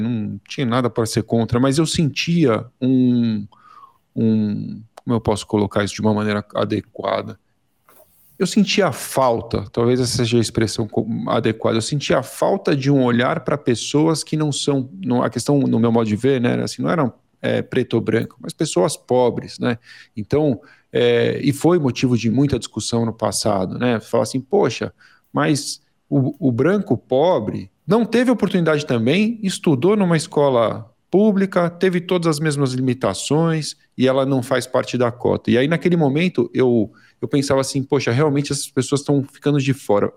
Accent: Brazil; eu sou do Brasil

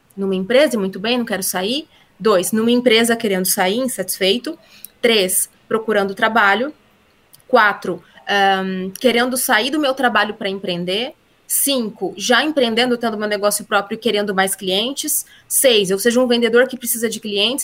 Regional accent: Brazil; accent: interior accent (sotaque do interior); O meu sotaque do interior

